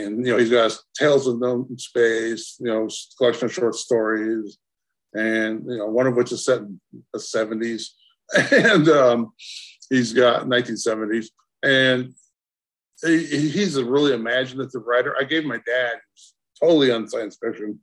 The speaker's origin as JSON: {"language": "English", "region": "Southeast Idaho", "country": "United States", "tie": "born or raised there", "also_born_or_lived": "California", "said": "I lived in Southeast Idaho"}